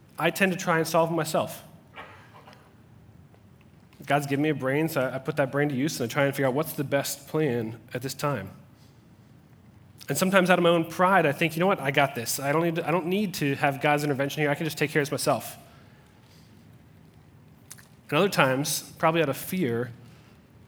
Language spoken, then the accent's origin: English; Cincinnati, Ohio, United States; I was born in Cincinnati, Ohio